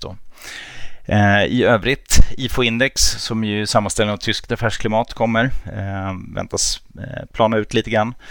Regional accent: Germany; now in Sweden; jag som är tysk då, mm. eller född i Tyskland åtminstone

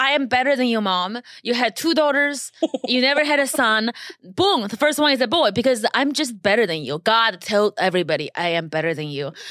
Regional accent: China; first language Chinese; English is a second language; now in Los Angeles, United States; I was born in China

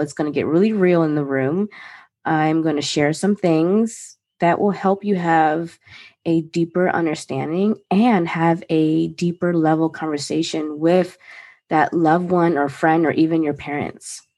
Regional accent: Maryland, United States; I was born and raised in Maryland

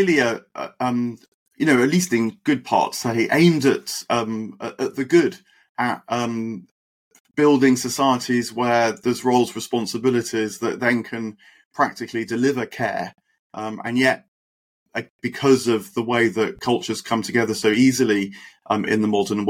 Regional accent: United Kingdom; have been born and raised in Britain, modern Britain

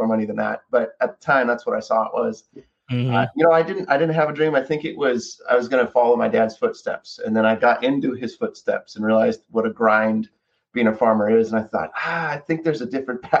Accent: 40 minutes south of Fresno, California, United States; I was about 40 minutes south of Fresno, California. So born and raised on an orange farm

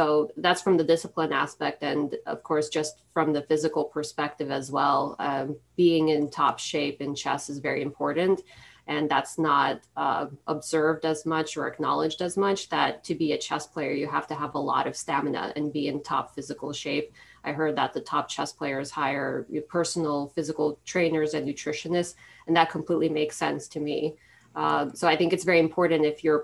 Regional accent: Philadelphia, Pennsylvania, United States; my hometown of Philadelphia

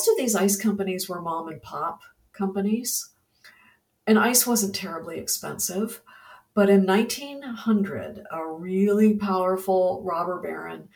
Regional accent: Ohio, United States; also born or lived in Virginia / Texas / Indiana; now in Florida, United States; I'm from the Midwest originally. I'm from Ohio, and I've lived in Virginia and in Texas, Indiana.

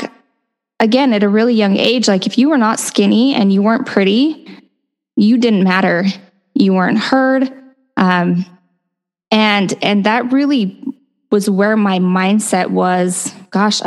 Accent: Utah, United States; I grew up in Utah, so born and raised in a very typical Utah Mormon family

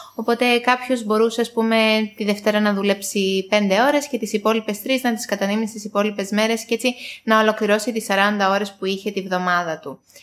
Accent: Greece; moved away as an adult; now in Cyprus; εγώ είμαι από Ελλάδα, έχω έρθει τα τελευταία τρία χρόνια Κύπρο

